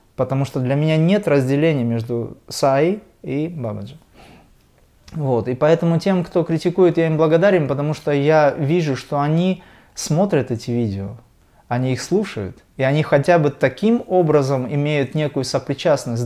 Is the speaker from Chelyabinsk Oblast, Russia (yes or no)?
no; Dagestan, Russia; я родился в Дагестане